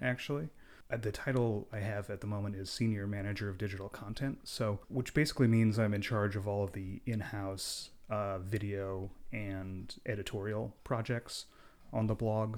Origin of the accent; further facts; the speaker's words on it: Park City, Utah, United States; I grew up in Park City, Utah